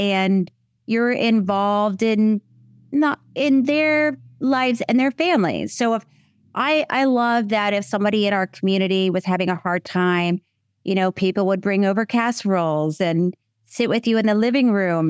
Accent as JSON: {"language": "English", "region": "Florida", "country": "United States", "tie": "born or raised there", "also_born_or_lived": "Los Angeles", "moved": "as an adult", "said": "I grew up in Florida"}